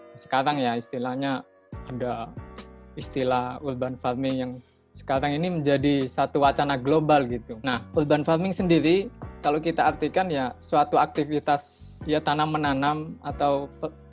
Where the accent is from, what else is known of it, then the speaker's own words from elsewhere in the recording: Lamongan, East Java, Indonesia; Saya asalnya Lamongan